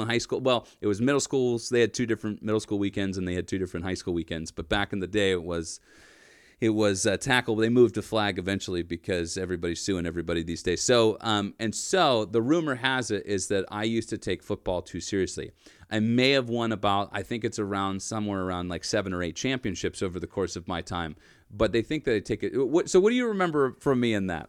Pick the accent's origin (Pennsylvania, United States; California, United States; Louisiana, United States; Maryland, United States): Pennsylvania, United States; Erie; I grew up in Erie, P